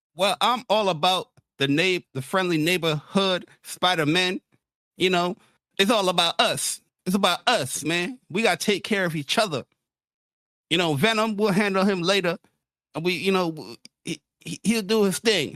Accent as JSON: {"language": "English", "town": "New York City", "region": "New York", "country": "United States", "tie": "born or raised there", "also_born_or_lived": "Bronx", "said": "grew up in Queens"}